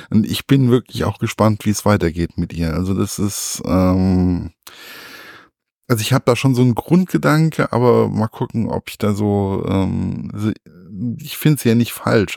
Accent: Germany; bei uns im deutschen Geschichtsunterricht

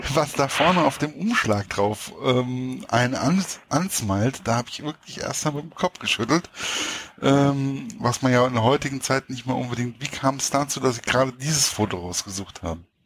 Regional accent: Hesse, Germany; als Hesse

